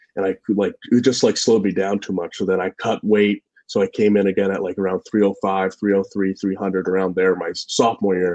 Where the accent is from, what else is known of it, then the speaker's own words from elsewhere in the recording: New Hampshire, United States; I was from New Hampshire